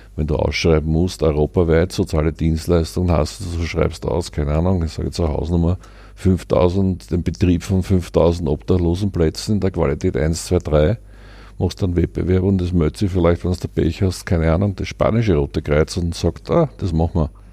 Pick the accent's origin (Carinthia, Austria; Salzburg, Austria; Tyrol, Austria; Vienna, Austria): Vienna, Austria; aus der Ecke der Stadt, wo ich herkomme, im 9. Bezirk.